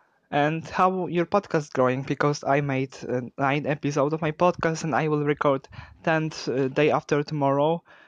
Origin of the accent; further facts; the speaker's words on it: Poland; I'm from Poland